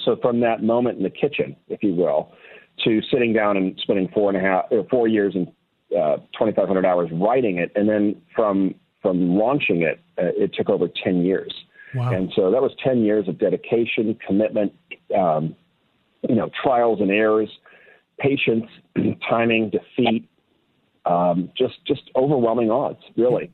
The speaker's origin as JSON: {"language": "English", "town": "Newport Beach", "region": "California", "country": "United States", "also_born_or_lived": "Wellesley, Massachusetts", "moved": "yes", "said": "I'm originally from Newport Beach, California. I was back east in Wellesley, Massachusetts for about 16 years"}